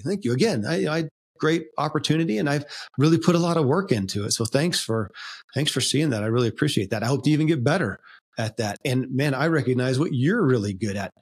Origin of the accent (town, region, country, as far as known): Kentucky, United States; born or raised there